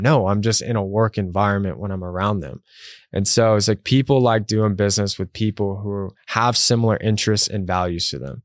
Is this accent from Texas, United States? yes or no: yes; Texas, United States; moved away as an adult; also born or lived in New York; I'm from Texas